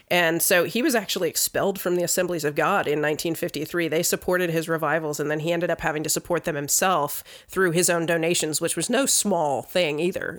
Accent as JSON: {"language": "English", "region": "Virginia", "country": "United States", "tie": "born or raised there", "said": "I grew up in Virginia"}